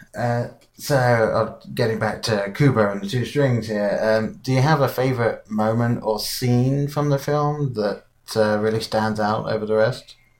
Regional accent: England, United Kingdom; being English, I grew up with Wallace and Gromit

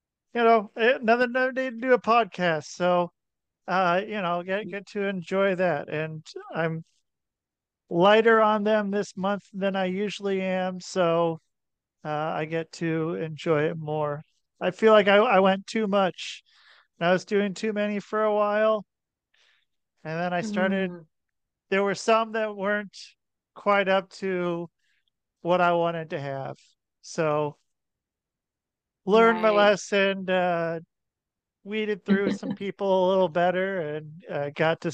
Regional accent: near Portland, Oregon, United States; I grew up in near Portland, Oregon

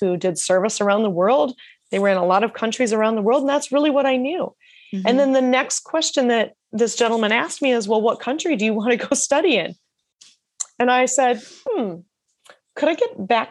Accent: rural Iowa, United States; also born or lived in Australia; I was from a town of 800 people in rural Iowa

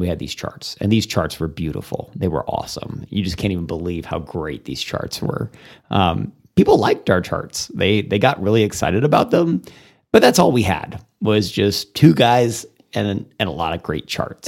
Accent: Plano, Texas, United States; also born or lived in Missouri / McKinney, Texas / Sulphur Springs, Texas / Austin, Texas; now in Amarillo, United States; And then I moved to Texas when I was in second grade. Uh, I moved to Plano. My dad was working in Plano at that time, and so we, to Plano we came, and I grew up there and in the McKinney area

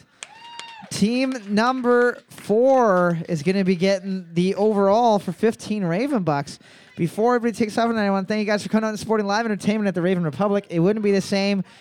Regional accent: Canada; I'm from Canada, and I mostly know things around North Bay and area

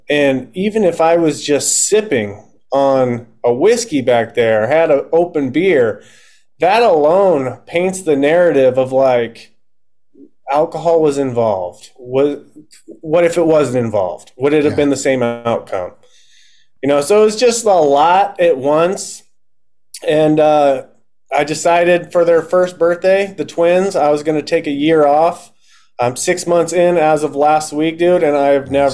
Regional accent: Omaha, Nebraska, United States; I'm in Omaha, Nebraska.

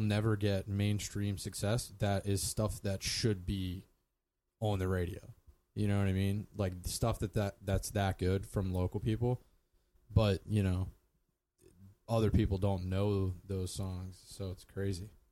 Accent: Columbia, Pennsylvania, United States; was born in Columbia, PA, in 1987.

